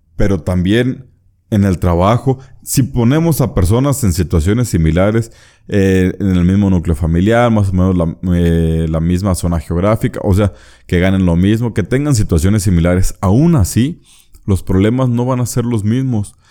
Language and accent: Spanish; Mexico; yo soy mexicano.